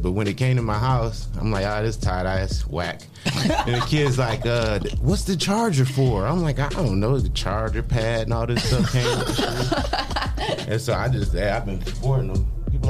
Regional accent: Toledo, Ohio, United States; I'm from Toledo, Ohio.

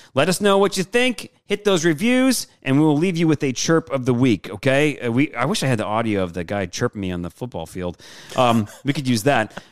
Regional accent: Michigan, United States; moved away; growing up in Michigan

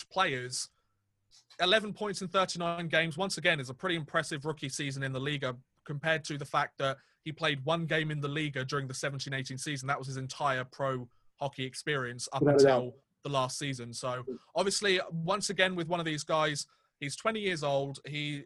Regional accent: England, United Kingdom; we're two English guys. We only know English.

